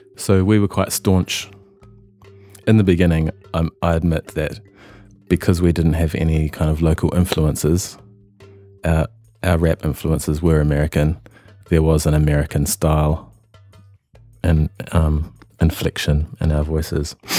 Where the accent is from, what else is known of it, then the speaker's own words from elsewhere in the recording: Christchurch, Canterbury, New Zealand; moved away as an adult; now in Melbourne, Australia; I come from Christchurch, which is in the South Island of New Zealand